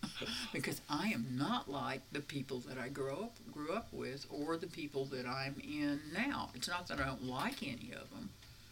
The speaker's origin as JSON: {"language": "English", "region": "the South", "country": "United States", "tie": "born or raised there", "said": "And I grew up in the South in the 50s."}